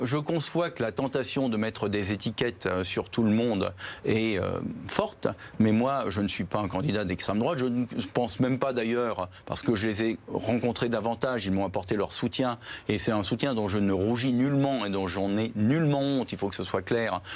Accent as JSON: {"language": "French", "town": "Paris", "region": "Île-de-France", "country": "France", "tie": "born or raised there", "said": "Je suis un citoyen parisien, je suis né à Paris"}